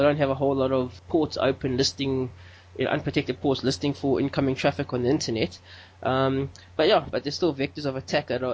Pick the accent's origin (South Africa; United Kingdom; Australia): South Africa; I'm from South Africa, I live in Johannesburg